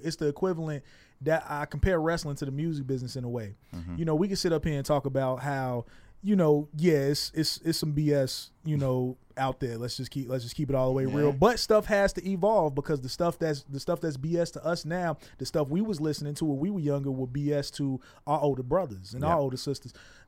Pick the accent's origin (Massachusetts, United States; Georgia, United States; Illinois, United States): Illinois, United States; Chicago; back home. I'm from Chicago, so mm-hmm. back home it was Fox 32.